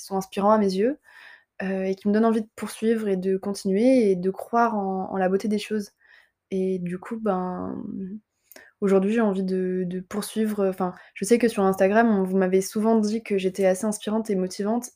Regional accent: Montpellier, Occitania, France; also born or lived in Avignon; je suis montpelliéraine et euh, j'ai grandi dans le sud, globalement. Enfin, globalement, dans le sud, si on considère que Avignon c'est le sud

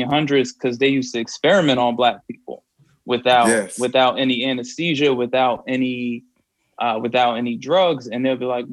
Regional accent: New Jersey, United States; moved away; growing up in Jersey

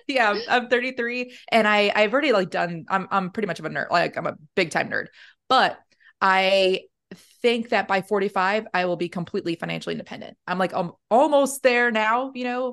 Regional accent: New York, United States; moved away as an adult; now in Arizona, United States; I'm originally from New York

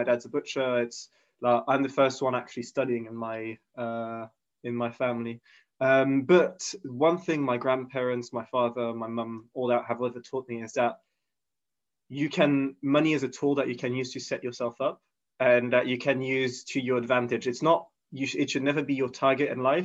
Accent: Switzerland; moved away as an adult; now in London, United Kingdom; being born and raised in Switzerland

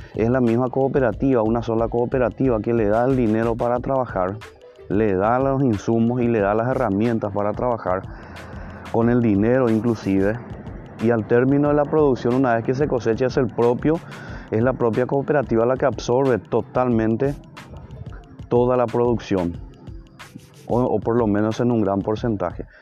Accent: Paraguay; nosotros como paraguayos

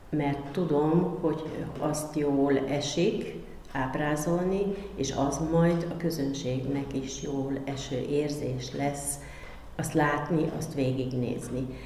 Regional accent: Kecskemét, Bács-Kiskun, Hungary; Kecskeméti vagyok, törzsgyökeres Kecskeméti

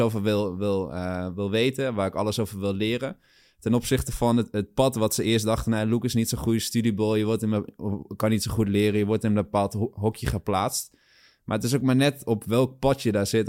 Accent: Achterhoek, Gelderland, Netherlands; moved away as an adult; also born or lived in Nijmegen / Amsterdam; ik kom een sprong uit de Achterhoek

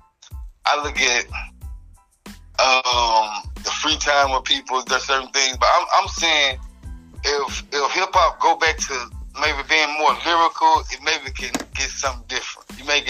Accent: Memphis, Tennessee, United States; Growing up in Memphis

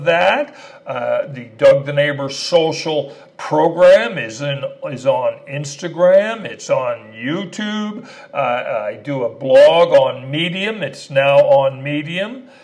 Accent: Canada; moved away as an adult; also born or lived in El Paso, Texas / Dallas, Texas / New York City; now in Austin, United States; I am an immigrant. I was born in Canada.

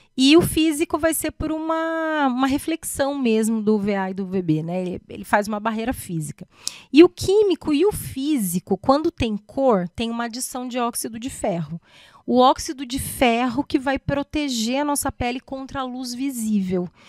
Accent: São José dos Campos, São Paulo, Brazil; also born or lived in Botucatu / Mogi das Cruzes; Eu sou daqui de São José José dos Campos

